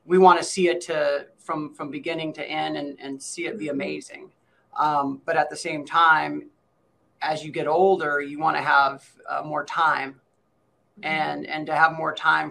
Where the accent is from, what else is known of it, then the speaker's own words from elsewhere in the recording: Seattle, Washington, United States; born and raised Seattle, Washington